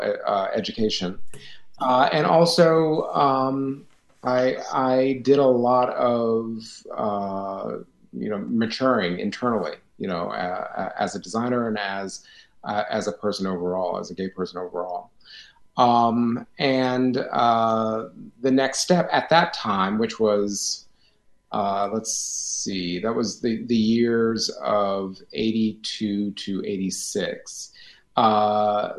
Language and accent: English; Akron, Ohio, United States; moved away as an adult; also born or lived in New York / Winston-Salem; I was born in Akron, Ohio, and grew up there all through grade school, middle school, and high school